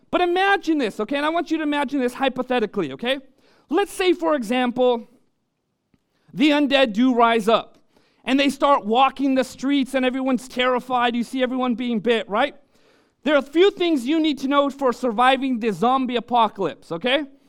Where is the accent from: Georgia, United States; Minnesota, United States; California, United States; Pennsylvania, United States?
California, United States; Orange County; moved away; I was born and raised in Orange County